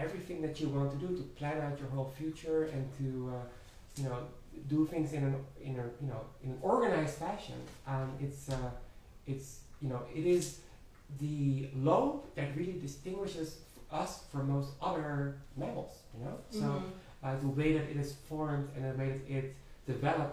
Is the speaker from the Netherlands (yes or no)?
yes; Netherlands; moved away; I have attachment to my home country, Holland. I remember the streets there very fondly